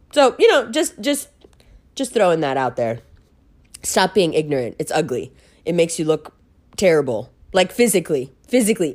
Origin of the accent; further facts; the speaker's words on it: New York, United States; accent: American; I grew up in New York.